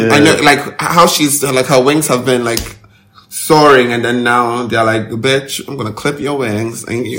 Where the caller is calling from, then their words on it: Ghana